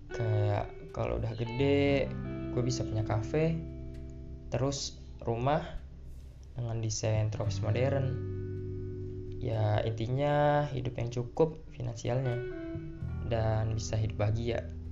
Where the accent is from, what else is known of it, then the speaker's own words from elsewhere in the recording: Bandar Lampung, Lampung, Indonesia; lahir di Bandar Lampung, 11 Maret 2003